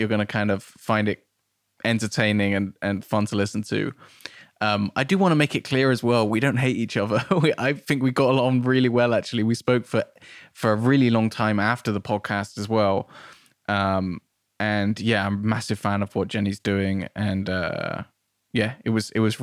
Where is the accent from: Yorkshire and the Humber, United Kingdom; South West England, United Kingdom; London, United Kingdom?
South West England, United Kingdom; Nailsea; moved away as an adult; now in Bristol, United Kingdom; I grew up in Nailsea